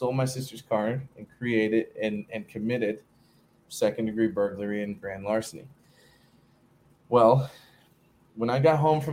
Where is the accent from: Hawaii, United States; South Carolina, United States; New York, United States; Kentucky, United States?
South Carolina, United States; Beaufort / Hilton Head area, South Carolina coast, United States; I grew up in South Carolina on the coast, kind of Beaufort, Hilton Head sort of area.